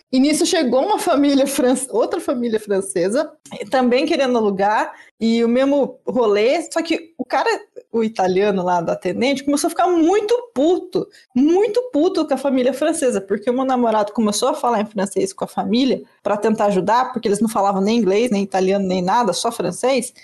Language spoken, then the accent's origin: Portuguese; Brazil; sou brasileiro